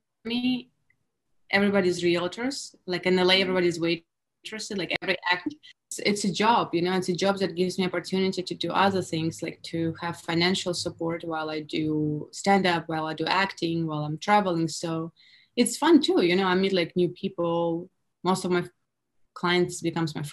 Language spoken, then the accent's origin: English; Russia; English is a second language; now in United States; me being Russian in America